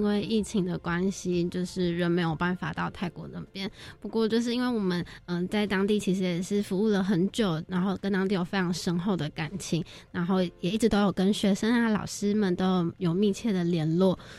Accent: Taiwan; now in Thailand; 其实像我们这样子过去，学生他们都会非常非常开心，不单单只是因为我们是从台湾过来的老师，就就是台外国人

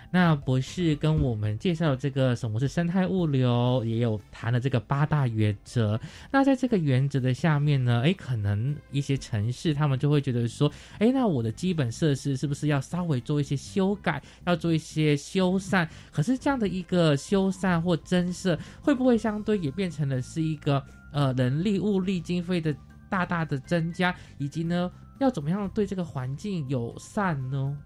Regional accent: Taitung, Taitung County, Taiwan; 我是来自台东的

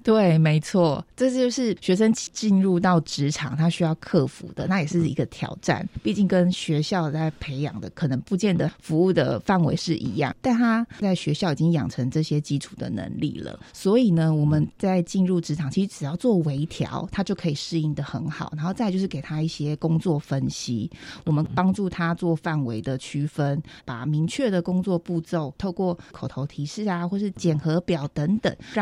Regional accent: Hualien County, Taiwan; 我也是花莲人

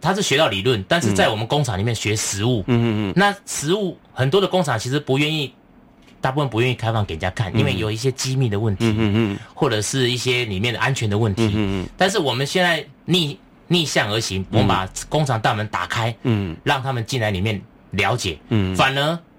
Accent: Tainan, Taiwan; 那我的家乡是安平，台南的安平。

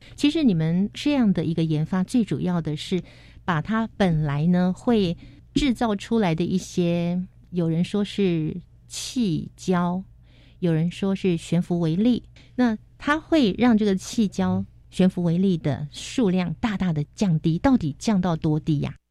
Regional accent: Taiwan; 我们台湾人

